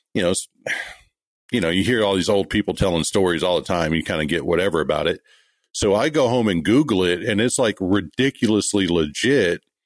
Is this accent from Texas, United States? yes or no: yes; Kilgore, Texas, United States; moved away as an adult; also born or lived in Greenville, Mississippi / California; I grew up in East Texas, up in the Kilgore Longview area